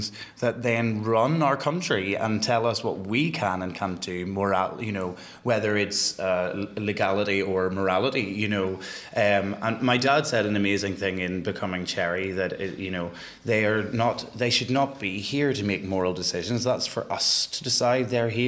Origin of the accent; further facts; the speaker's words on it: Northern Ireland, United Kingdom; growing up in Northern Ireland as a gay person.